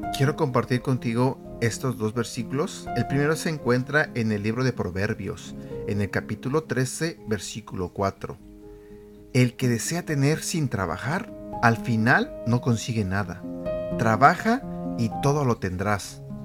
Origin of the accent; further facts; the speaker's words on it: Mexico; yo soy mexicano y en México nosotros le llamamos este flojera